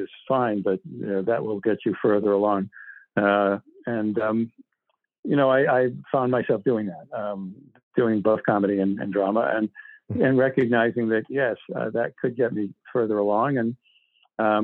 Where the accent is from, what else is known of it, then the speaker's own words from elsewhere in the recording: Boston, Massachusetts, United States; I grew up in Boston